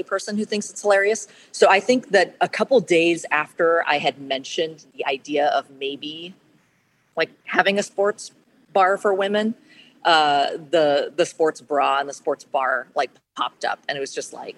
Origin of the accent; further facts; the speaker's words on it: Portland, Oregon, United States; I was born and raised in Portland